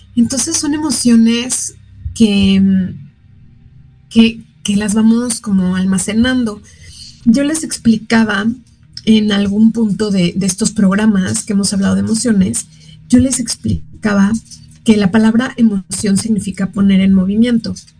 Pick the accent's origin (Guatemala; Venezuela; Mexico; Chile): Mexico